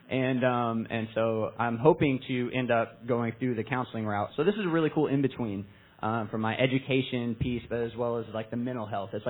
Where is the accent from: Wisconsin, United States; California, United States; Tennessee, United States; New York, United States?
Tennessee, United States; Kingsport; born or raised there